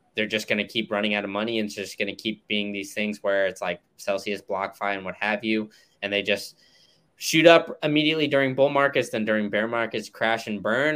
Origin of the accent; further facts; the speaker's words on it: United States; as an American